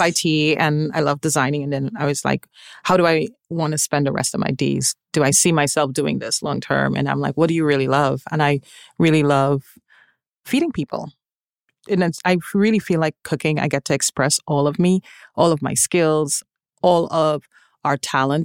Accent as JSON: {"language": "English", "country": "Trinidad & Tobago", "moved": "yes", "said": "I am originally from Trinidad and Tobago"}